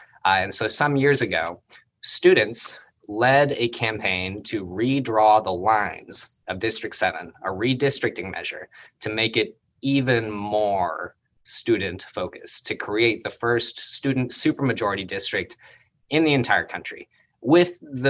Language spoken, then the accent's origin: English; St. Louis, Missouri, United States; now in Berkeley, United States; And so I moved here from St. Louis.